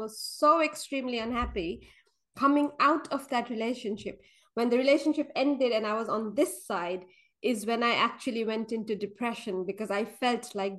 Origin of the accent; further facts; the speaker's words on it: Kathmandu, Bagmati, Nepal; moved away as an adult; now in London, United Kingdom; I was born and brought up in Nepal. So I moved to UK when I was 18, and then I stayed here after that.